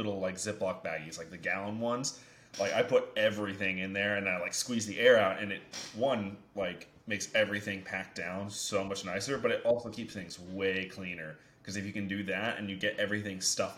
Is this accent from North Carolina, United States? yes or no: yes; North Carolina, United States; I'm originally from North Carolina